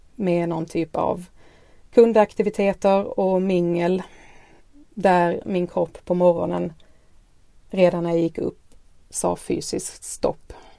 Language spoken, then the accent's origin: Swedish; Skåne, Sweden; accent: Skåne dialect; bor i Skåne som ni säkert har hört på dialekten